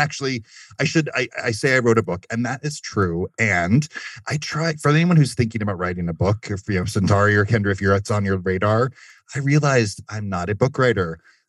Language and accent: English; Germany; Fun fact, I grew up in Germany.